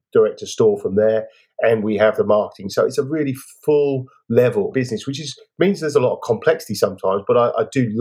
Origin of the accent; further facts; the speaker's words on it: England, United Kingdom; moved away as an adult; now in Australia; I'm English